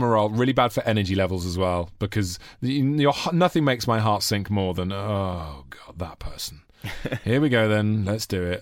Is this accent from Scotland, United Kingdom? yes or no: no; Monmouth, Wales, United Kingdom; up in a little town called called Monmouth